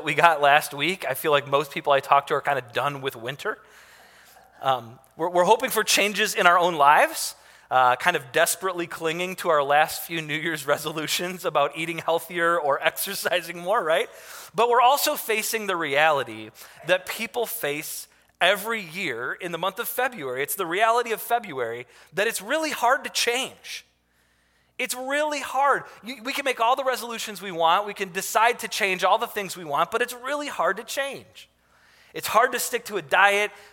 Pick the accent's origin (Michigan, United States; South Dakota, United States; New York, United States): Michigan, United States; Detroit; I grew up in Detroit